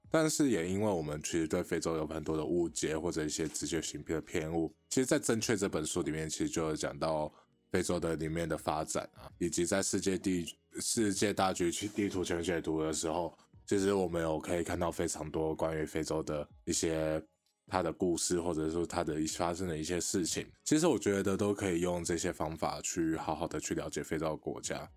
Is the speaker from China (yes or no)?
no; Taiwan; 我们台湾人